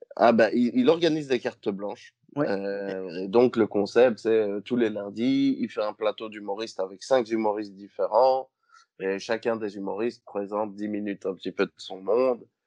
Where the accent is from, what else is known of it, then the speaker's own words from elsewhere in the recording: Liège, Wallonia, Belgium; chez nous à Liège